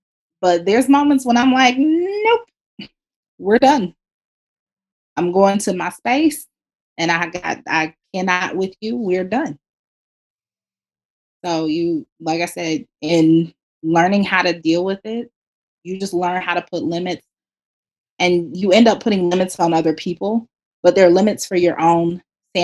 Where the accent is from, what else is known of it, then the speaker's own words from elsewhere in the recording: Kansas City, United States; moved away; growing up in Kansas City, the Black community there is very, very tight-knit.